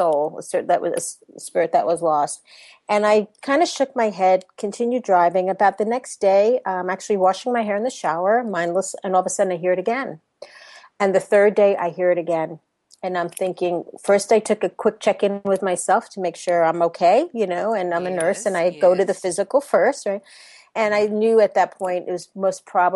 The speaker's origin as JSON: {"language": "English", "region": "New York", "country": "United States", "tie": "born or raised there", "accent": "New York", "moved": "as an adult", "lives_now": "Orlando, United States", "said": "I was born and raised in New York, as you might be able to hint from my accent, in New York"}